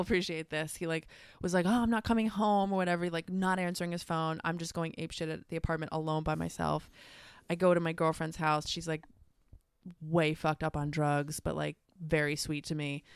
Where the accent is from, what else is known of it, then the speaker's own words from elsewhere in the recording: United States; moved away as an adult; also born or lived in Australia; here in my home country